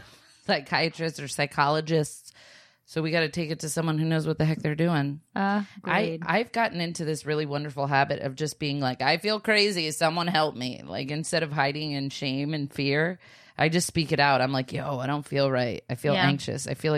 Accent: Florida, United States; We're from Florida, too.

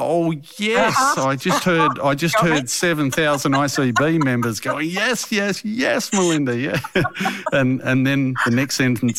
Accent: Australia; When it comes to Hungary, I'm very Australian.

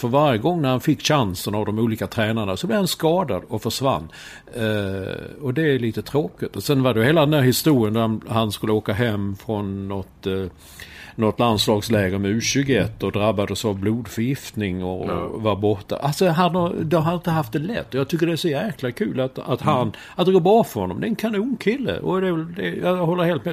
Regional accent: Sweden; moved away as an adult; also born or lived in Stockholm; now in New York, United States; vi tillhör ju den här gängen som, som eh, är födda och uppvuxna här i Sverige

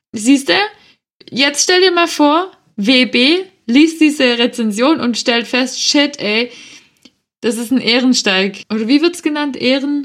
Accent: Swabia, Baden-Württemberg, Germany; ich ein kleines Spätzle bin

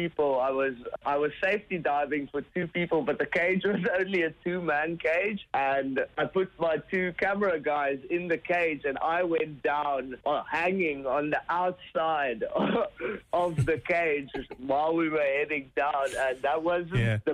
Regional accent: Gansbaai, Western Cape, South Africa; my hometown, which is Gansbaai, and it's actually the capital of great white sharks in the world. It's about 2 hours away from Cape Town. In South Africa

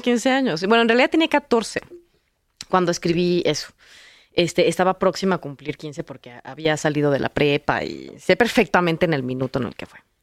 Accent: Mexico City, Mexico; yo crecí en la Ciudad de México

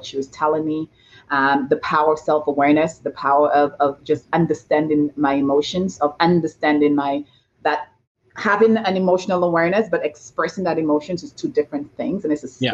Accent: St. Lucia; now in Toronto, Canada; I was born and raised in St. Lucia in a tiny village called Bas Labowee

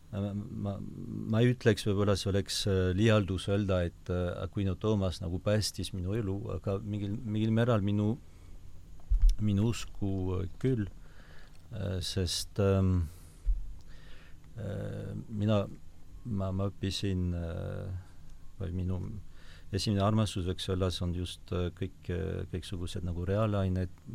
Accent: Basque Country, Nouvelle-Aquitaine, France; Estonian is a second language; moved away as an adult; also born or lived in Paris, France / Rome, Italy; now in Estonia; ma olen sündinud äh, Lõuna-Prantsusmaal, Baskimaal

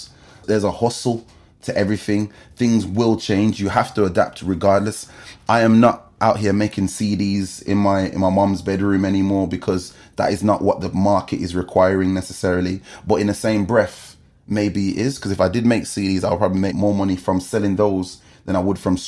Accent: Wolverhampton, West Midlands, United Kingdom; moved away as an adult; now in London, United Kingdom; I grew up in Dunstall.

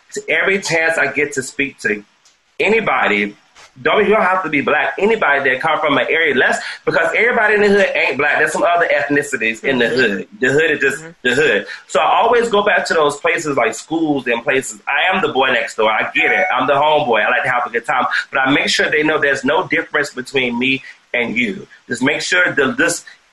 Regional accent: South Carolina, United States; moved away as an adult; also born or lived in Atlanta; now in Los Angeles, United States; I went back home to South Carolina. I'm originally from South Carolina.

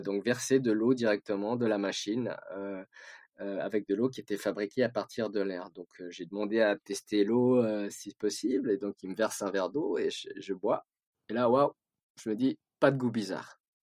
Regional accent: Switzerland; Moi, j'ai, j'ai grandi en Suisse.

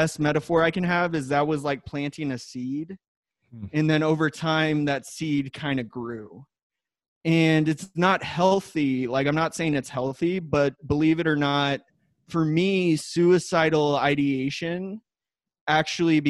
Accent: Wheat Ridge, Colorado, United States; also born or lived in Iowa / Denver, Colorado; I am from Wheat Ridge, Colorado

